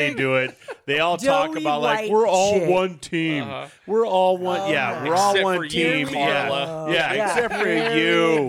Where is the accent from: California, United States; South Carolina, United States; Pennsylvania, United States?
California, United States; Oxnard; growing up in Oxnard